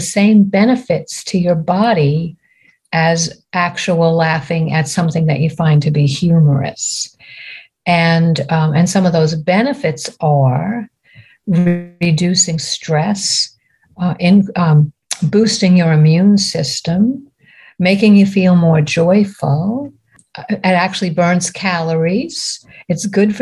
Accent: Long Island, New York, United States; moved away as an adult; now in North Carolina, United States; I grew up on Long Island in New York, and I am the second oldest of nine children.

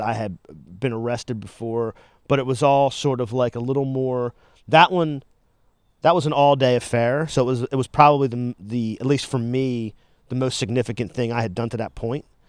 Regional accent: Delaware, United States; I was born and raised here, and I, I sorta like it here, too

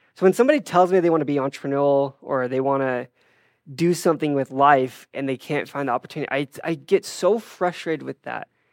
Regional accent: Draper, Utah, United States; I grew up in Draper, Utah

